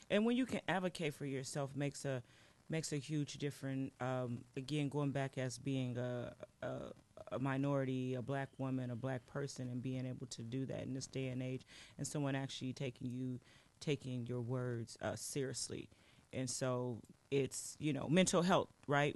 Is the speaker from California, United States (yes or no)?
yes; Los Angeles, California, United States; now in Portland, United States; I was born in Los Angeles, California